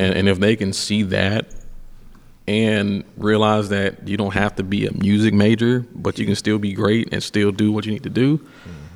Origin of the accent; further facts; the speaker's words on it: Atlanta, Georgia, United States; I'm a kid from Atlanta